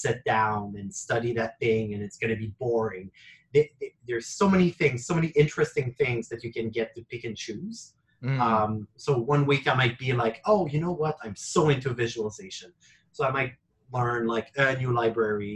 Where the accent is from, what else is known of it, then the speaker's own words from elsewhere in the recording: Quebec, Canada; I'm originally from Quebec